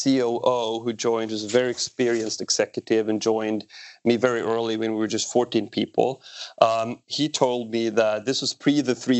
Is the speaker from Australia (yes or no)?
no; Sweden; born there; my context is I was born in Sweden.